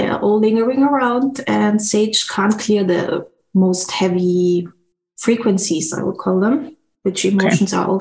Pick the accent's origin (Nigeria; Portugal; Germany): Germany; moved away; also born or lived in Brazil / Bangkok; I was born there, but I grew up in Germany.